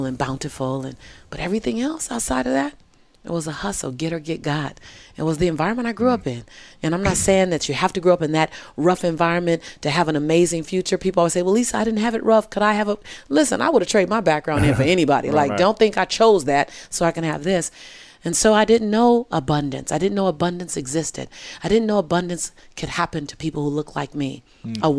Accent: Los Angeles, California, United States; I was born and raised in South Central

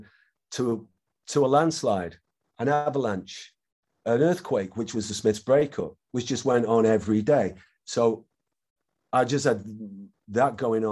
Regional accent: Manchester, North West England, United Kingdom; it blew up in my hometown.

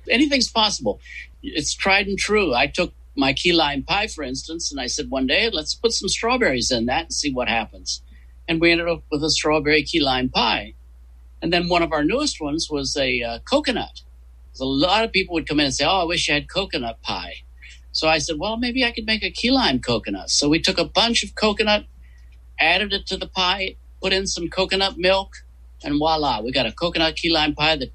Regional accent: West Virginia, United States; Where are you from originally? uh, West Virginia.

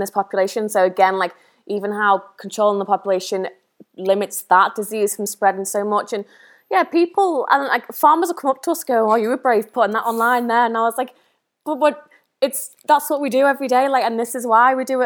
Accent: the Wirral, North West England, United Kingdom; moved away; I was born and raised on the Wirral

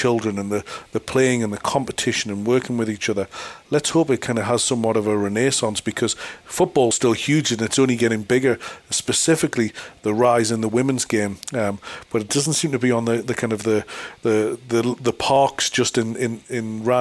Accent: Newcastle upon Tyne, North East England, United Kingdom; moved away as an adult; now in Australia; I'm from Newcastle, which is a big football city in the UK. And I've been in Australia now 14 years

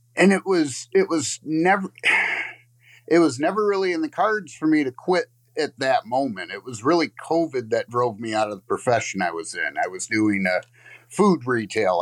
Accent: Lakeview, Michigan, United States; I'm from Lakeview, Michigan.

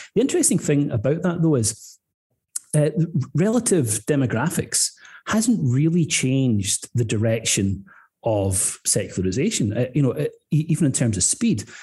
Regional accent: Scotland, United Kingdom; moved away; also born or lived in Northern Ireland; I was a boy growing up in Scotland, but coming back here for holidays with my grandparents

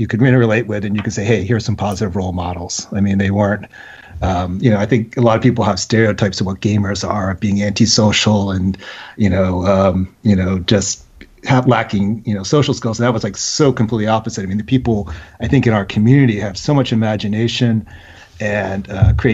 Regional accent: Philadelphia, Pennsylvania, United States; now in Washington, D.C. area, United States; We're originally from the Philadelphia area, so it's always the Philadelphia sports teams

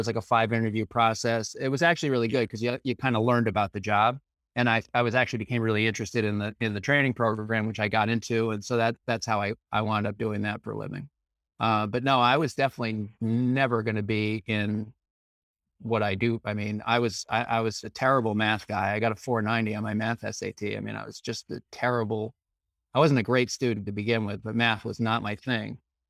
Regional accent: Scarborough, Maine, United States; so I grew up in Maine, as I mentioned, I grew up in Scarborough, Maine.

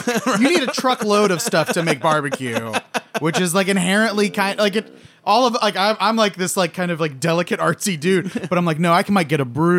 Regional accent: Oklahoma, United States; also born or lived in Texas; I was born in Texas and raised in Oklahoma.

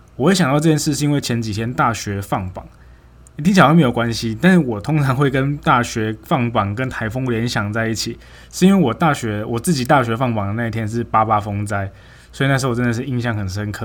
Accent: Nantou County, Taiwan; moved away as an adult; also born or lived in Taichung, Taiwan / Tainan, Taiwan; 六月的时候就回南投

